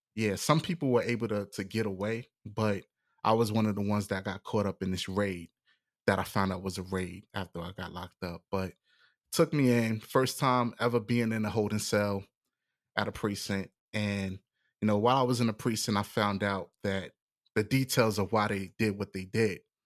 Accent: New York City, New York, United States; moved away; also born or lived in Hillsborough County, Florida; where I'm from, you know, I was born in the Bronx

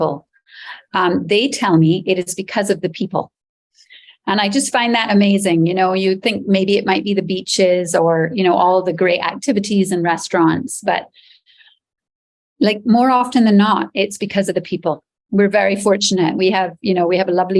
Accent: Barbados; also born or lived in Canada; I am Barbadian. So I was born in Barbados. I've lived here all my life, except for a foray in Canada when I was at university there.

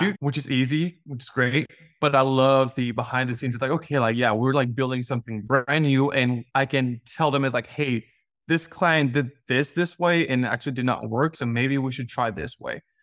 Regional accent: Mexico; now in United States; I was born and raised in Mexico, and I moved to the U S in two thousand seven.

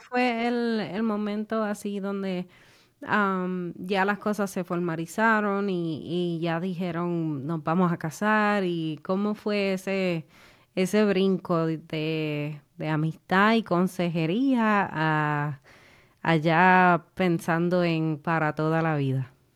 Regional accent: Puerto Rico; somos boricua

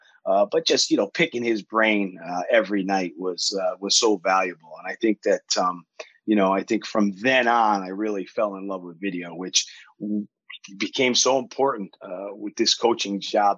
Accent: Connecticut, United States; moved away as an adult; now in Leicester, United Kingdom; Yes. I grew up in Connecticut in the 80s

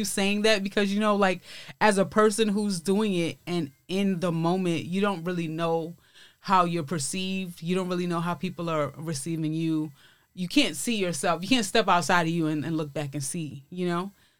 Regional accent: New York City, New York, United States; accent: Brooklyn; moved away as an adult; now in Los Angeles, United States; I'm from East New York, Brooklyn. So it's the hood, man. It's I think it's getting a little bit fancier now, but it's like right next to Brownsville.

